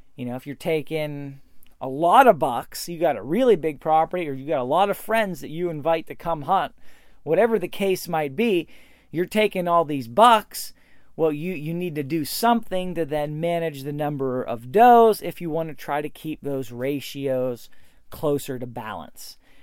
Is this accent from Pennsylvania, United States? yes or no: yes; Pennsylvania, United States; my home state, Pennsylvania